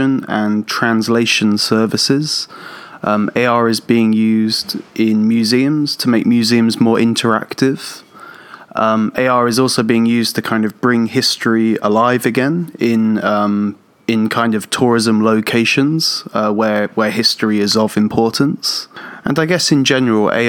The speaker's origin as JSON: {"language": "English", "town": "Portsmouth", "region": "South East England", "country": "United Kingdom", "moved": "as an adult", "lives_now": "Tokyo, Japan", "said": "I'm originally from England, south of England, a city called Portsmouth, and I've been living and teaching in Japan for about 11 years now."}